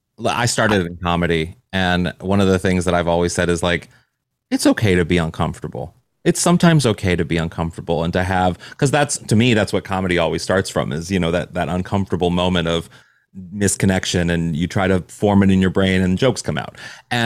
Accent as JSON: {"language": "English", "region": "Missouri", "country": "United States", "tie": "born or raised there", "said": "I'm from Missouri, and I was a foreign exchange student."}